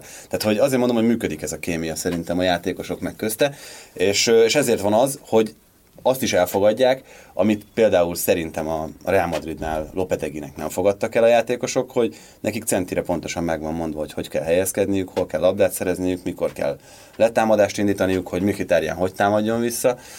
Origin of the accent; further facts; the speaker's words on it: Hungary; magyarnak születtem